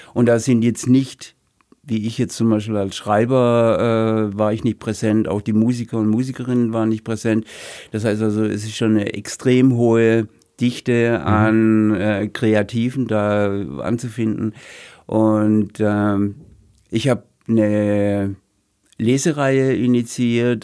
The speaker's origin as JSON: {"language": "German", "region": "Rhineland-Palatinate", "country": "Germany", "tie": "born or raised there", "also_born_or_lived": "Heilbronn", "moved": "yes", "said": "In meinem Heimatort, in meinem früheren Heimatort, in meinem Geburtsort"}